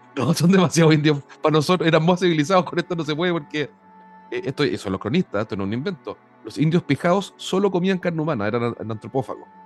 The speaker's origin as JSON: {"language": "Spanish", "country": "Chile", "said": "Yo soy un chileno amante del Perú"}